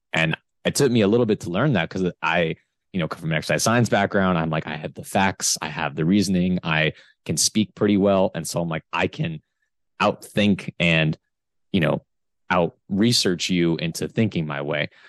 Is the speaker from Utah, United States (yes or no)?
no; Florida, United States; I'm from Florida.